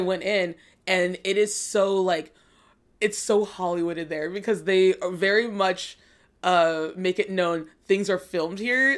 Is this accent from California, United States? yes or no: yes; Los Angeles, California, United States; also born or lived in Georgia, United States / Germany; we came back here when I was, like, four.